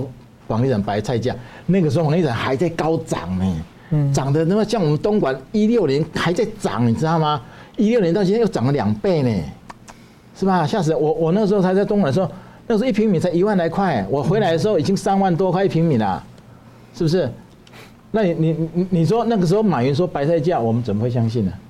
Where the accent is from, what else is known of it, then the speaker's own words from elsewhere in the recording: Taiwan; 我们台湾人要建立一个高度文明的国家，而不是因循苟且的国家。